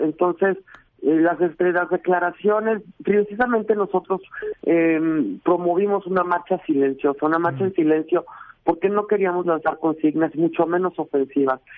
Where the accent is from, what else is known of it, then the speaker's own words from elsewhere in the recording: Mexico; somos ante todo mexicanos